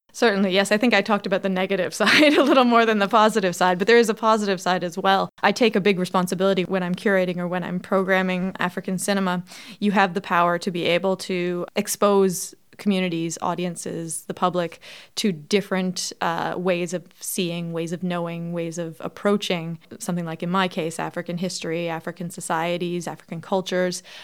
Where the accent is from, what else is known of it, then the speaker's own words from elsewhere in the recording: Toronto, Ontario, Canada; I grew up in Toronto, so I had friends from all over the world